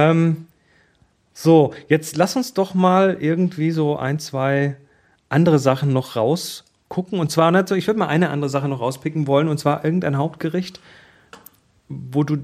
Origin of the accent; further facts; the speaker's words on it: Baden-Württemberg, Germany; wir, wir kommen ja aus dem Schwabenland.